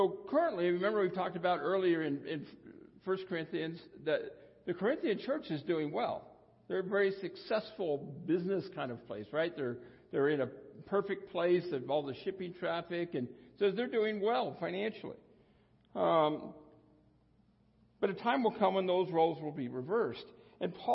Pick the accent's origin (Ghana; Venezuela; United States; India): United States; I was born in the United States of well-to-do parents